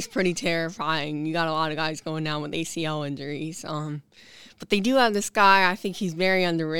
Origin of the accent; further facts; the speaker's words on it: Baltimore, Maryland, United States; I'm from Baltimore.